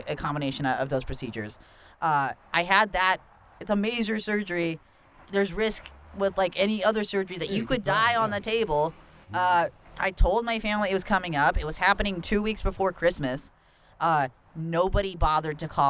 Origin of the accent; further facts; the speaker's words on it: Norco, California, United States; I grew up in a conservative farming town called Norco in Riverside County, which is about like an hour or so east from Los Angeles